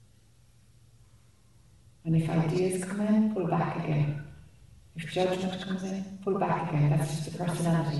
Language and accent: English; Ireland; accent: Irish; my Irish accent.